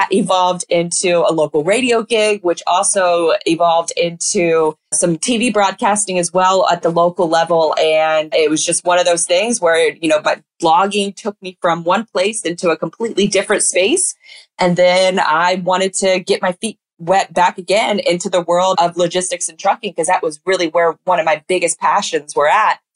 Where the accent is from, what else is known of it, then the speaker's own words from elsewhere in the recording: Jacksonville, Florida, United States; I'm born and raised in Jacksonville, Florida